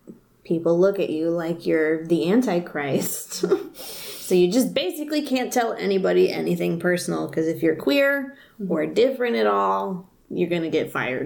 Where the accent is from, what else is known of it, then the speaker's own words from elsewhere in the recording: the South, United States; I'm from the South. So when you're born, you get a taxidermy animal, and you learn how to make biscuits immediately.